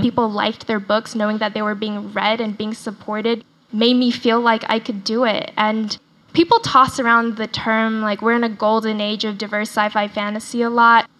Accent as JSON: {"language": "English", "town": "Dallas", "region": "Texas", "country": "United States", "tie": "born or raised there", "accent": "Southern", "first_language": "Chinese", "second_language": "English", "moved": "yes", "said": "I grew up in Texas, I speak in quite a pronounced Southern accent because I went to high school in Dallas and I say y'all a lot"}